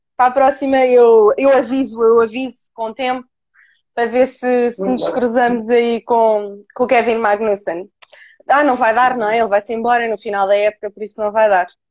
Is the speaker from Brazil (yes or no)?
no; Cascais, Lisbon, Portugal; eu sou da zona de Cascais